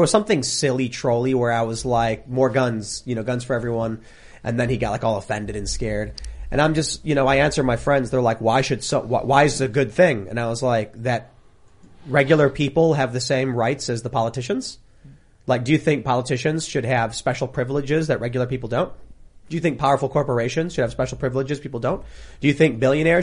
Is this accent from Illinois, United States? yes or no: yes; Chicago, Illinois, United States; I grew up in Chicago.